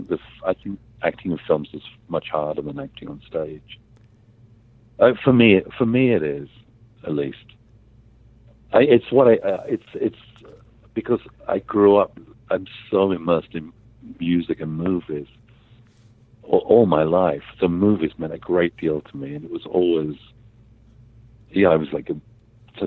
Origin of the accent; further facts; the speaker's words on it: England, United Kingdom; moved away; I grew up in England